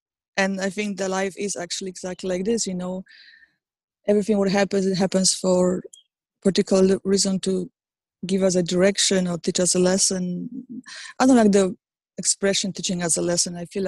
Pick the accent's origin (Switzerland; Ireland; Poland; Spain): Poland; English is a second language; now in New York, United States; Even the fact that I moved from Poland to New York, it was all connected to it.